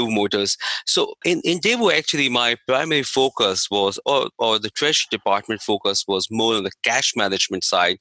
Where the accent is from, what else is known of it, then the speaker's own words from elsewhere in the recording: India; moved away; I was in India, so I'm from India.